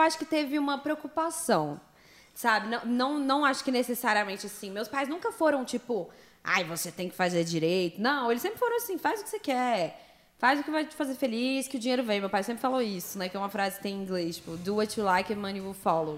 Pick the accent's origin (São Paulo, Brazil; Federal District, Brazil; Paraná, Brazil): Federal District, Brazil; Brasília; also born or lived in United States; Sou nascida e criada em Brasília.